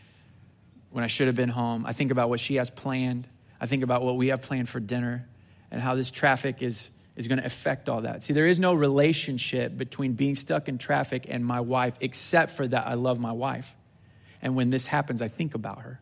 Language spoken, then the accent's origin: English; Southwest Missouri, United States; moved away as an adult; now in Houston, United States; I grew up in Southwest Missouri